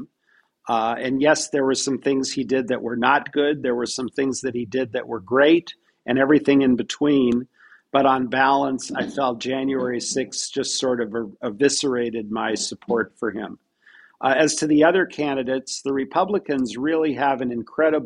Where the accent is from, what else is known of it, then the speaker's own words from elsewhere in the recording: Pacific Northwest, United States; I'm originally from the Pacific Northwest, which is a very progressive